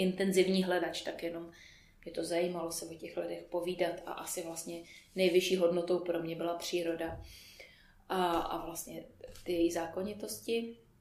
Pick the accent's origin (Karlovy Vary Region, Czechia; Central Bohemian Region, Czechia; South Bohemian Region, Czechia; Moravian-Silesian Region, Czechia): South Bohemian Region, Czechia; Písek; moved away as an adult; also born or lived in United States; now in Prague, Czechia; Pocházím z Písku, narodila jsem se v Písku, eh, tam jsem běžela hm, asi do, než jsem do maturity